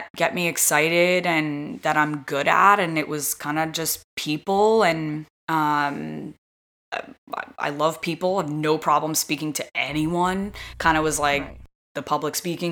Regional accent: New York area, United States; moved away as an adult; growing up in the New York area

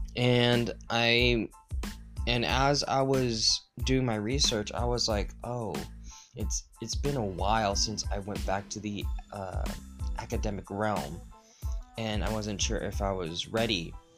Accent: United States; as an American

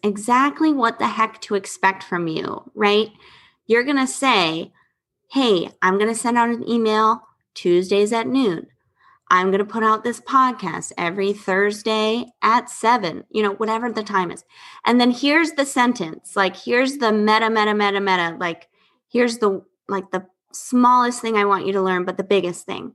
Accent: Florida, United States; I'm from Florida

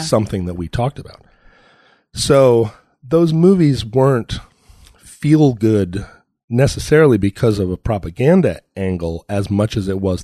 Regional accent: Alaska, United States; I grew up in Alaska

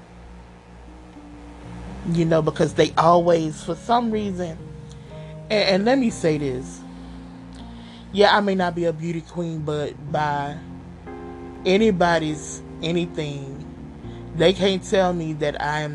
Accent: Louisiana, United States; I'm from Louisiana

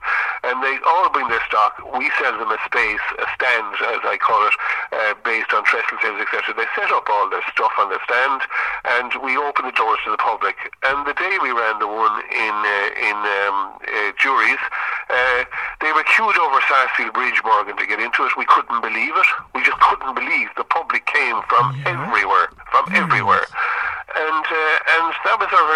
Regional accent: Limerick, Munster, Ireland; I'm from Limerick City, from the Ennis Road.

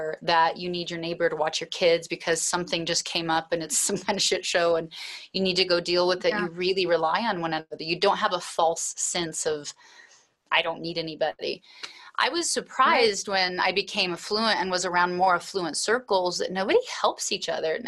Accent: Alaska, United States; also born or lived in Anchorage, Alaska; I was raised in Alaska, and I was raised on a homestead to a large degree

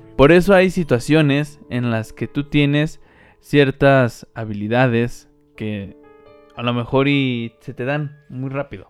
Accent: Mexico; Somos mexicanos

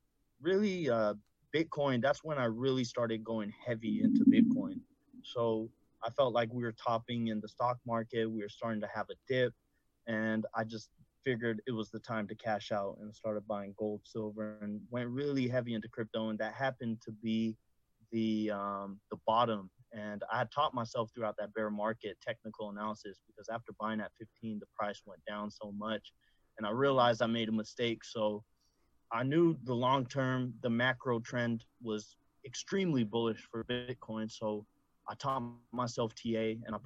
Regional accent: San Francisco Bay Area, California, United States; I'm from the Bay Area

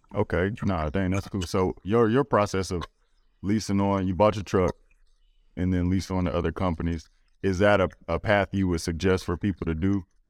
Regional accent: Louisiana, United States; I'm from Louisiana

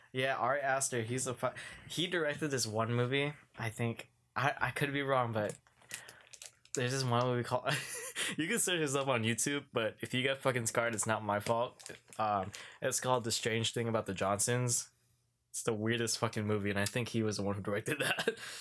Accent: Philippines; I'm Filipino.

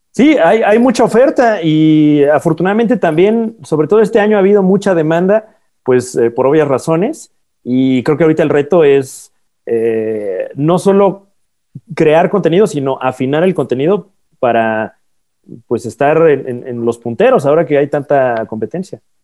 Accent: State of Mexico, Mexico; toda la vida de allá del Estado de México, de donde soy

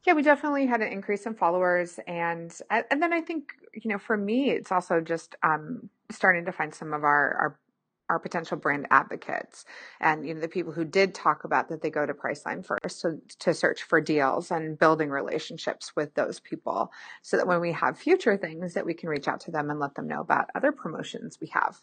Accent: Pacific Northwest, United States; I'm from the Pacific Northwest, but I grew up with snow too

